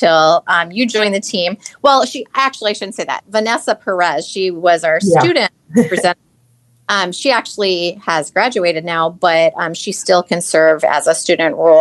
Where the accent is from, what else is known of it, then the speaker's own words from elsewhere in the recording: Minnesota, United States; now in Iowa, United States; I am from Minnesota originally. And I also, coming from Minnesota to Iowa